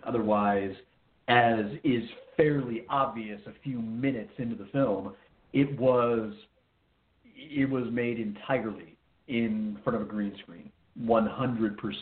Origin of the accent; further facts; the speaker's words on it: Arizona, United States; moved away; oh, I miss my home state